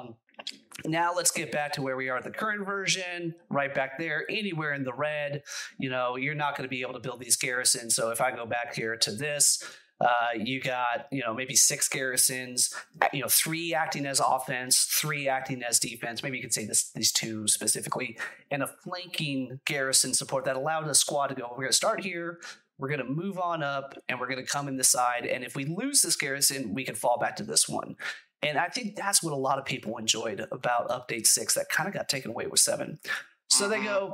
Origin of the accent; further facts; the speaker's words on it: United States; I'm an American. I'm an unapologetic American